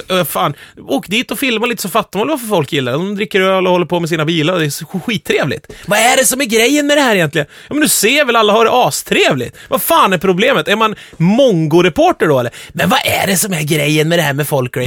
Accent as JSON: {"language": "Swedish", "town": "Sveg", "region": "Jämtland", "country": "Sweden", "said": "i Sveg, där jag kommer ifrån"}